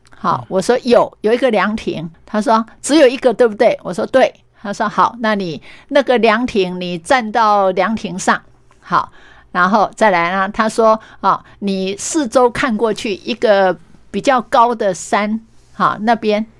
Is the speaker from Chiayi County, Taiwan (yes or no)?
yes; Meishan, Chiayi County, Taiwan; 原来我的家乡还有这么多动人的故事